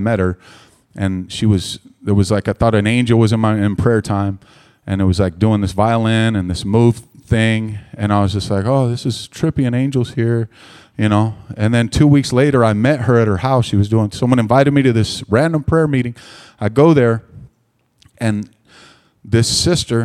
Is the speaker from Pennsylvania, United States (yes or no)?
no; Stockton, California, United States; moved away as an adult; now in Maricopa, United States; a 19-year-old piece of white trash from the gutters of Stockton, California